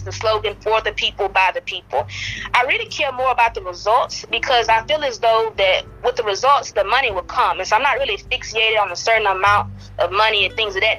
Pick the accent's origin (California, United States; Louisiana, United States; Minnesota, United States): Louisiana, United States; Ringgold; I'm from Ringo, Louisiana, very small town